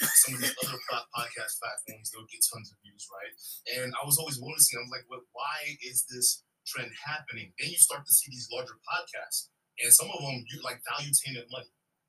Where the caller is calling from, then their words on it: Wisconsin, United States; from Wisconsin.